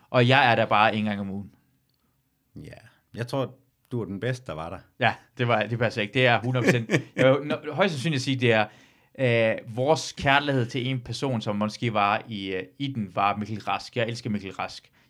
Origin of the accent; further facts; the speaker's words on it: North Jutland, North Denmark Region, Denmark; jeg er fra Nordjylland.